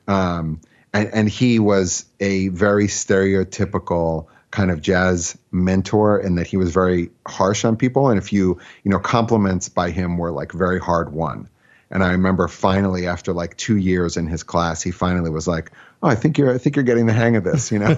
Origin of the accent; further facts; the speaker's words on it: Philadelphia, Pennsylvania, United States; also born or lived in Brooklyn / Riverdale; now in White Plains, United States; I grew up in Philadelphia